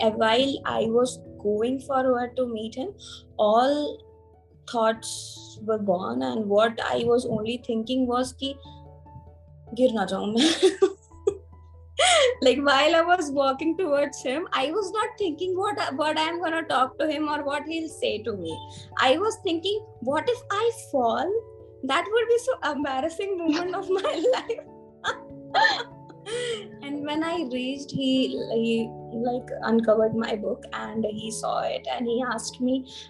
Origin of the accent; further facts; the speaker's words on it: Varanasi, Uttar Pradesh, India; I am from Varanasi